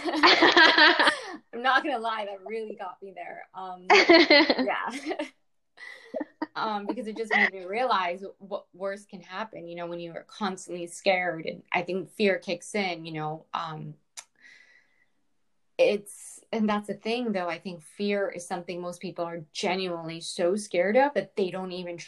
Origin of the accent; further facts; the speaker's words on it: Toronto, Ontario, Canada; moved away as an adult; also born or lived in Vancouver; now in Lisbon, Portugal; I'm originally from Toronto